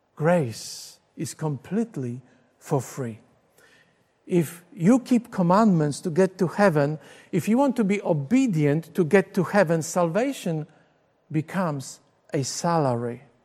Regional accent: Poland; English is a second language; moved away as an adult; now in Australia; I grew up in Poland until the age of twenty-two. I came to Australia in nineteen eighty-six. This is when I learned to speak English

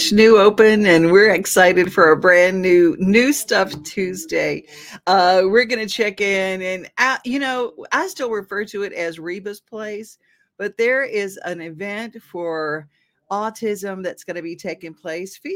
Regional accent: Montana, United States; I'm actually from Montana.

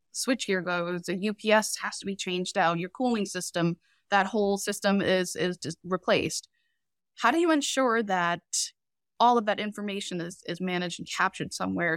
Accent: Boston, Massachusetts, United States; also born or lived in Cambodia; we've been in Boston pretty much my whole life, we immigrated here from Cambodia, escaping the Cambodian genocide in the early eighties

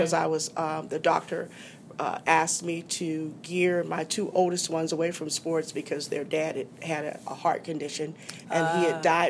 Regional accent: Youngstown, Ohio, United States; I was born and raised in Youngstown. Mm-hmm. I'm 60 years old, so mm-hmm. I've been here for 60 years in Youngstown

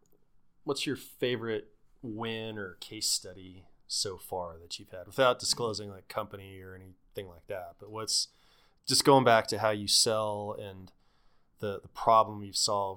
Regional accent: Pueblo, Colorado, United States; I grew up in Pueblo

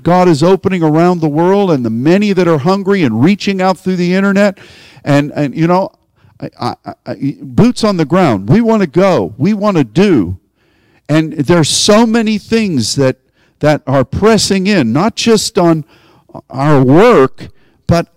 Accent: Pittsburgh, Pennsylvania, United States; I'm from Pittsburgh.

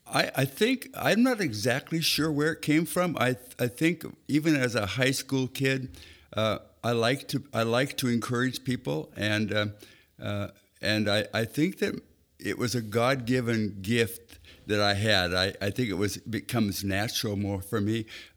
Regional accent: Spokane, Washington, United States; also born or lived in Bellingham, Washington; I was born in Bellingham, Washington, I lived there till I was about 9 years old, and then Mom and Dad moved to Spokane, Washington, where I grew up the rest of my time.

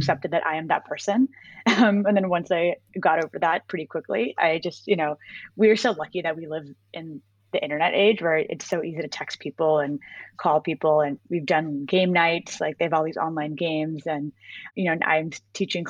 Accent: Bay Area, California, United States; moved away as an adult; grew up in the Bay Area in California. I wasn't born there, but I spent most of my life there

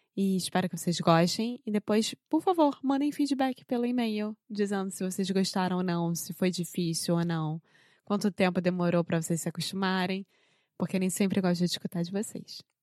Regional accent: Rio de Janeiro, Brazil; now in United States; eu sou brasileira, carioca do Rio de Janeiro

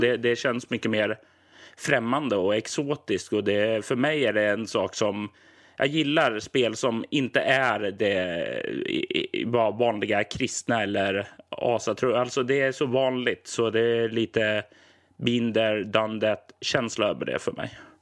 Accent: Sweden; jag är ju som svensk och uppväxt på ja, 80-90-talet

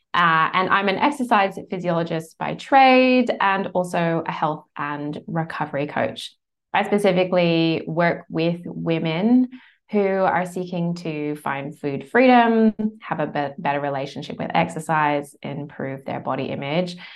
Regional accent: United States; moved away as an adult; now in Bondi Beach, Australia; I'm American originally. Australia's now home, has been for over twenty years.

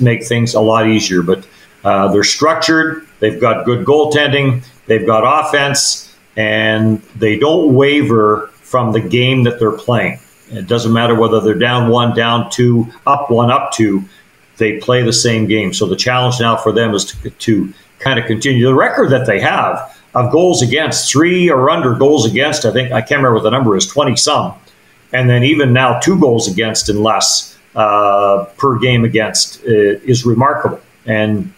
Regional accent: Manitoba, Canada; I was born and raised in Manitoba

